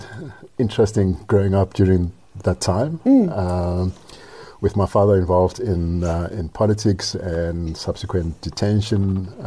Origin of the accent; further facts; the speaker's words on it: Soweto, Gauteng, South Africa; Yeah, I grew up in Soweto.